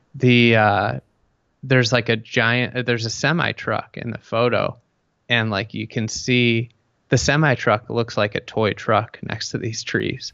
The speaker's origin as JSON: {"language": "English", "region": "Midwest", "country": "United States", "said": "I'm from the Midwest"}